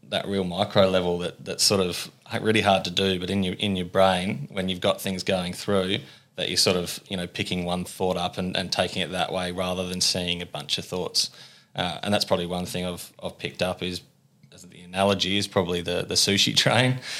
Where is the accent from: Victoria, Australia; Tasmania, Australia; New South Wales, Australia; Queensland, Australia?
Tasmania, Australia; Ulverstone; moved away as an adult; also born or lived in Melbourne; born and bred, uh, Ulverston boy.